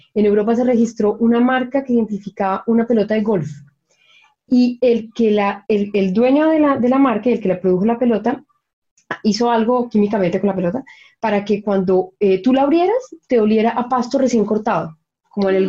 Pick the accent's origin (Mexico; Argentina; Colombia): Colombia; moved away as an adult; now in Chile; yo me acuerdo de niña en Colombia